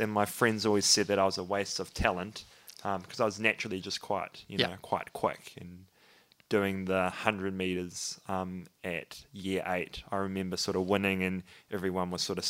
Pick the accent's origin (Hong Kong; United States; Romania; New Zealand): New Zealand; Christchurch, Canterbury; I'm born and bred in Christchurch. I'm a father, a Christian, a doctor.